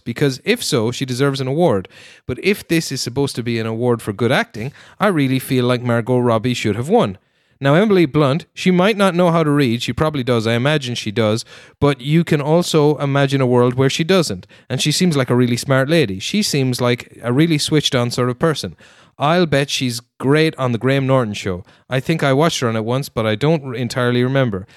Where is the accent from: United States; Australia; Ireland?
Ireland; you're assigned as an Irish person